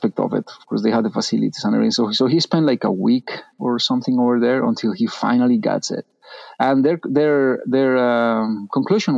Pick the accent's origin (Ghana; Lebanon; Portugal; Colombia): Colombia; moved away; I'm from Colombia